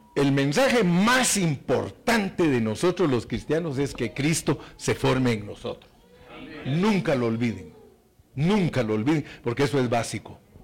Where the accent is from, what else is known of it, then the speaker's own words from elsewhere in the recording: Guatemala; Yo vengo de Guatemala